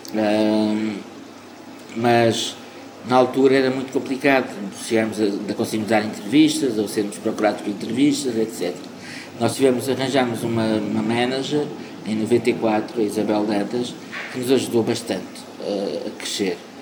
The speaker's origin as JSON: {"language": "Portuguese", "town": "Porto", "region": "Norte", "country": "Portugal", "tie": "born or raised there", "also_born_or_lived": "Angola", "said": "eu sou angolano, fui morar para o Porto com cinco anos de idade. Eh, e sou portuense, de alma e coração"}